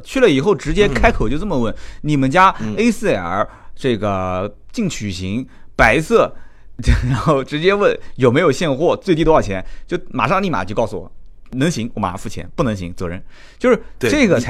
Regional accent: Jiangsu, China; 我说江苏的哦

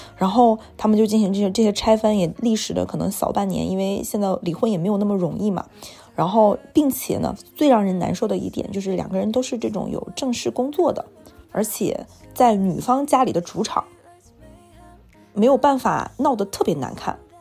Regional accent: Jilin, China; now in Shanghai, China; 我在上海和我在吉林

